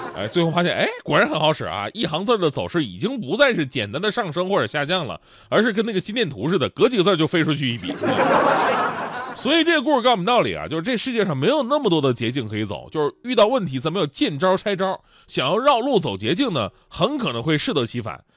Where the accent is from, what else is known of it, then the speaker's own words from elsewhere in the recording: Northeast China, China; moved away; 咱们东北人有那么虚吗